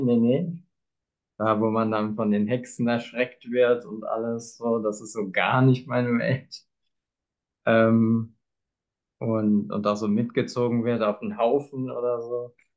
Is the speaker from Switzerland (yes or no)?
no; Bad Kreuznach, Rhineland-Palatinate, Germany; moved away as an adult; now in Cologne, Germany; ich komme halt ursprünglich aus Bad Kreuznach